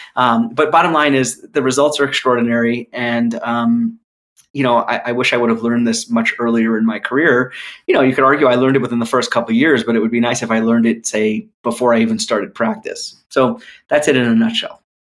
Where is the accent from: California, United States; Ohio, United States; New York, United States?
New York, United States; moved away; also born or lived in North Philadelphia; I'm from New York originally